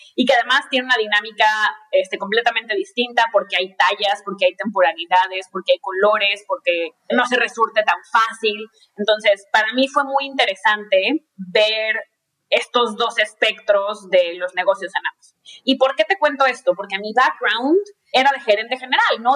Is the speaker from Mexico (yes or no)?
yes; Monterrey, Nuevo León, Mexico; moved away as an adult; also born or lived in Mexico City; yo eh, soy mexicana, soy regia